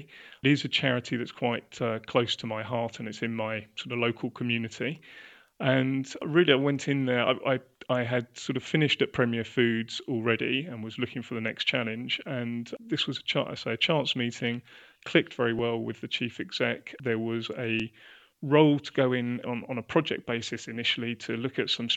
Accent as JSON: {"language": "English", "region": "London", "country": "United Kingdom", "tie": "born or raised there", "also_born_or_lived": "Leicester", "said": "I was born and bred around North London, grew up in Mill Hill and Edgware"}